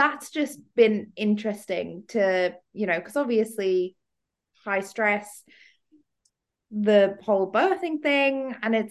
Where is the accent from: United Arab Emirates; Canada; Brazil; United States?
United Arab Emirates; Dubai; growing up in Dubai